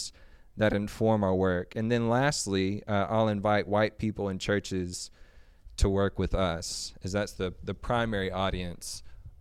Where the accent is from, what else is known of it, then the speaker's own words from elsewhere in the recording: Little Rock, Arkansas, United States; moved away as an adult; now in Fayetteville, United States; I was born and raised in Little Rock, came up here for college and stayed.